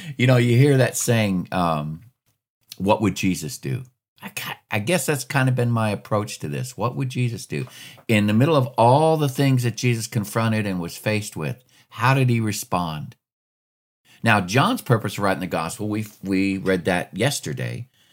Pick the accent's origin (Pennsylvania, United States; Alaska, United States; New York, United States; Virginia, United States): Alaska, United States; I grew up, I grew up in Alaska